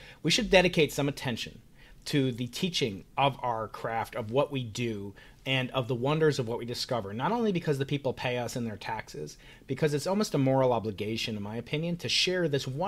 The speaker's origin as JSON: {"language": "English", "region": "New York", "country": "United States", "said": "I'm a New Yorker"}